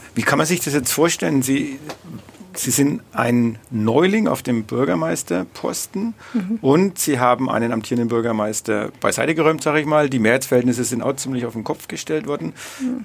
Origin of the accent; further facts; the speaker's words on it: Bad Windsheim, Bavaria, Germany; ich komme aus Bad Windsheim